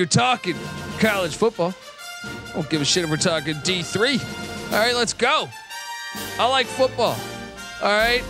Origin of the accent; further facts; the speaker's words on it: Washington, District of Columbia, United States; I grew up in the Washington D.C. area, so I mean, I like Howard, man.